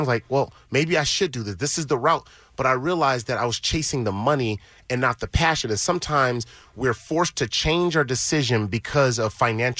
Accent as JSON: {"language": "English", "town": "Los Angeles", "region": "California", "country": "United States", "tie": "born or raised there", "said": "I'm an LA guy, so, you know, I still feel like I'm the kid from Crenshaw."}